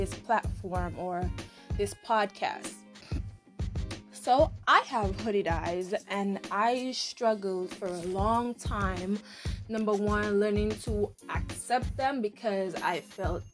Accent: Dominica; accent: Caribbean; moved away as an adult; now in United States; I am from Dominica, nature island of the world.

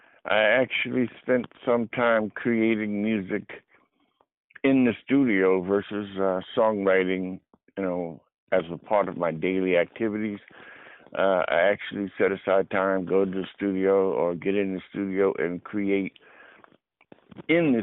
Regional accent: the New York area, United States; moved away; also born or lived in Los Angeles; I grew up in the New York area

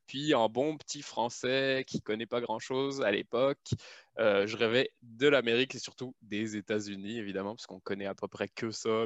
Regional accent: France; moved away as an adult; now in Canada; je suis pas en France

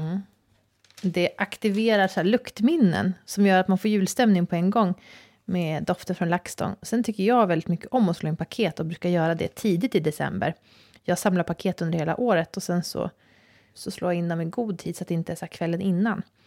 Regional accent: Sweden; som svensk har jag vissa privilegier

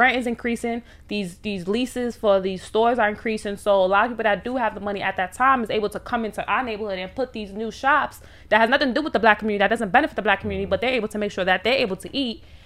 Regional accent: New York City, New York, United States; growing up in Harlem

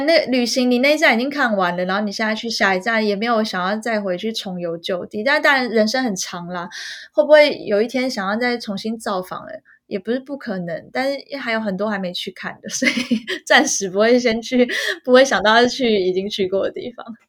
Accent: Taiwan; moved away as an adult; now in Paris, France; 我本人，我是一个台湾人

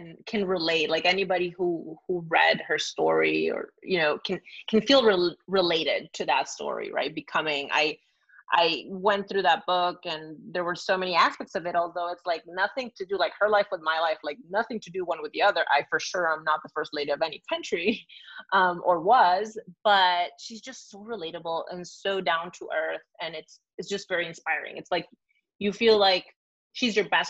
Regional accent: Venezuela; English is a second language; also born or lived in Argentina; now in San Francisco, United States; I'm from Venezuela

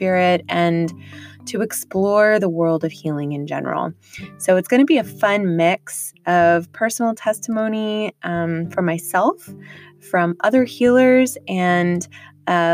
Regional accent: Washington, District of Columbia, United States; also born or lived in Texas / England; primarily grew up on the East Coast in the Washington, D.C. area

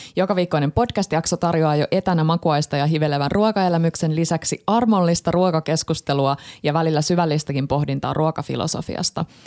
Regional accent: Tampere, Pirkanmaa, Finland; mä oon Tampereelta

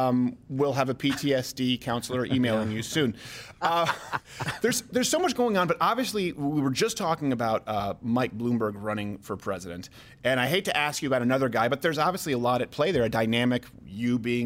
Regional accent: Canada; I'm Canadian

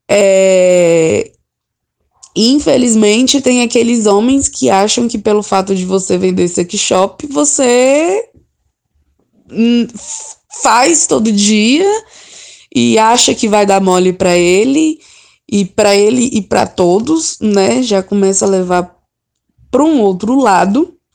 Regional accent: Brasília, Federal District, Brazil; E é isso, assim, sou de Brasília.

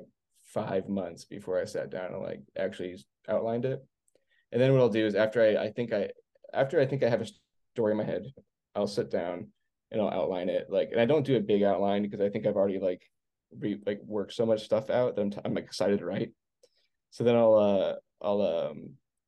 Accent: Arizona, United States; also born or lived in Los Angeles / Virginia; now in outside Washington DC, United States; I grew up in Arizona

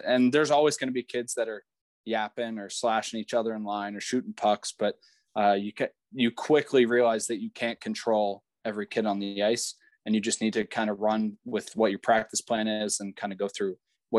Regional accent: Yardley, Pennsylvania, United States; Yeah, so Yardley's a pretty small town outside of Philadelphia.

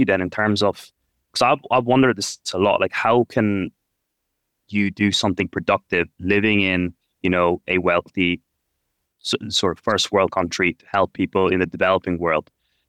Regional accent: Ireland; now in India; I grew up in Ireland

